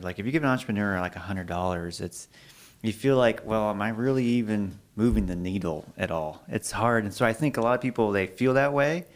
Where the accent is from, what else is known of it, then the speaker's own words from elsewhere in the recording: Alaska, United States; now in Idaho, United States; I'm from Alaska